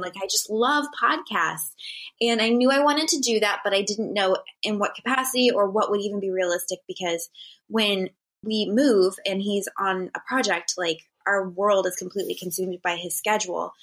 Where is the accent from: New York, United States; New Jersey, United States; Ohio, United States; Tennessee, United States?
Ohio, United States; Northeast; moved away as an adult; now in California, United States; I'm from Ohio